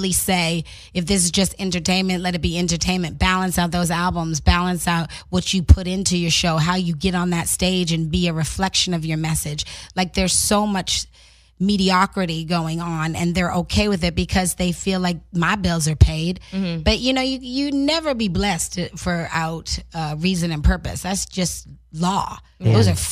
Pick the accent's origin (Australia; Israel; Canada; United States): Canada; I'm Canadian